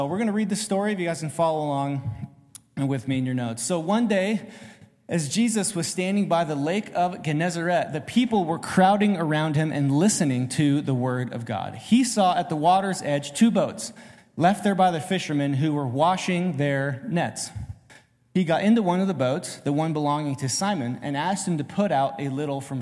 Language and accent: English; Oregon, United States; I'm from Oregon